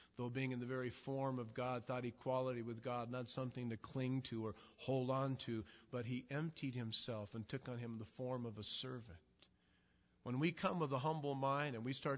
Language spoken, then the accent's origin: English; Southern California, United States; I'm from Southern California